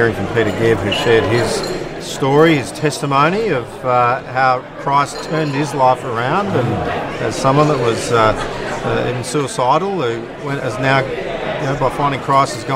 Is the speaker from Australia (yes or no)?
yes; Western Australia, Australia; I'm from Western Australia